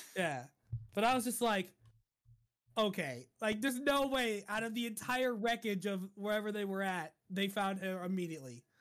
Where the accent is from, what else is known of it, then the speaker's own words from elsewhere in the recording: United States; being an American